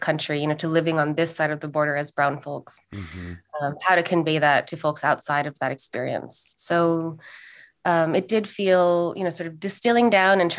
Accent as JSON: {"language": "English", "town": "Los Angeles", "region": "California", "country": "United States", "tie": "born or raised there", "also_born_or_lived": "Santa Cruz, California", "said": "I was born in Santa Cruz. I was raised in Los Angeles"}